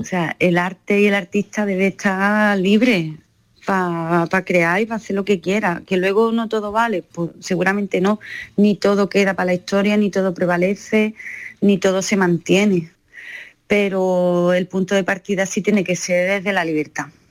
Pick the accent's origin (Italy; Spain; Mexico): Spain; Andalusia; also born or lived in Seville; la gente que somos de Andalucía